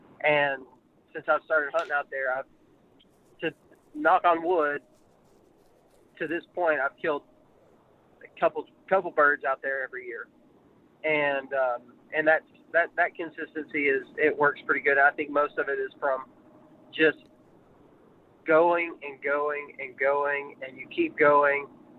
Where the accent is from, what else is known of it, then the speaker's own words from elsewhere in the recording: Texas, United States; out in Texas where I was raised at in West Texas, we had so many turkeys everywhere.